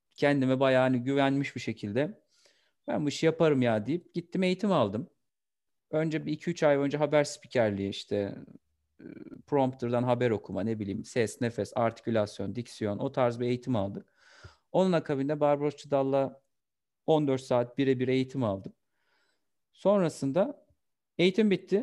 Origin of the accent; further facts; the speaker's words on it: Kastamonu, Turkey; moved away; also born or lived in Istanbul; 22 Eylül 1991 Kastamonu doğumluyum.